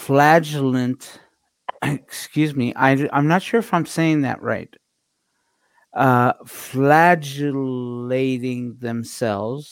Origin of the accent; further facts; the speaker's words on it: Canada; I am Canadian after all.